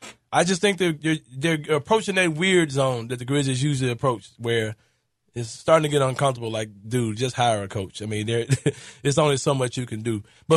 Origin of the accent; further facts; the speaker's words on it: Memphis, Tennessee, United States; I'm from South Memphis